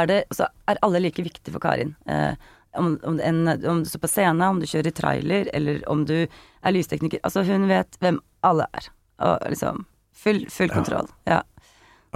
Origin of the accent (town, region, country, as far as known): Kongsvinger, Innlandet, Norway; born or raised there; moved away